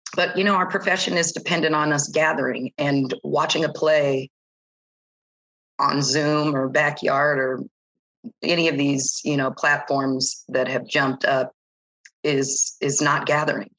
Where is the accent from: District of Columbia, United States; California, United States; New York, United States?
California, United States; San Diego; moved away as an adult; San Diego is my hometown